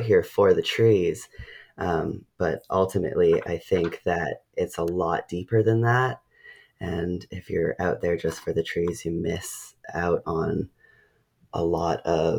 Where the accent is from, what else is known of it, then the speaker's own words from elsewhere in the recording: Ucluelet, British Columbia, Canada; I grew up on Vancouver Island in Ucluelet